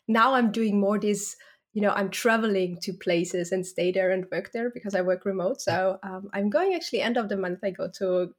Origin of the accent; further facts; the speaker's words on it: Austria; moved away; Yeah, well, so I'm originally from Austria, and then I lived in London for some time. Then I moved to the Netherlands.